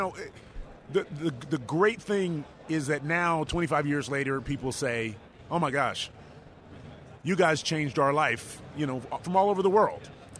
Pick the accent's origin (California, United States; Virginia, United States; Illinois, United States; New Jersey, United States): Virginia, United States; now in San Antonio, United States; I came from Virginia, so I grew up on the East Coast and all up and down the coast